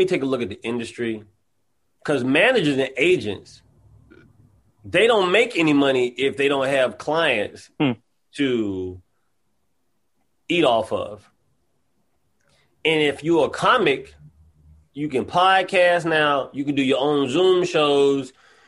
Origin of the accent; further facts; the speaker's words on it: the South, United States; Like, I'm from the South, so I go home and I see that people are, like, sitting in their yards, they're talking.